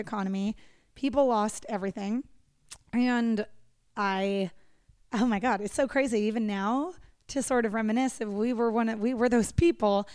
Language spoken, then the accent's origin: English; Northern California, United States; also born or lived in San Diego; I grew up in Northern California